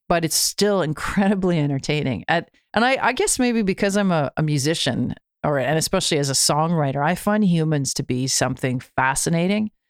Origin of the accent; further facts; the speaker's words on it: Canada; being Canadian, having, uh, America just to the south of us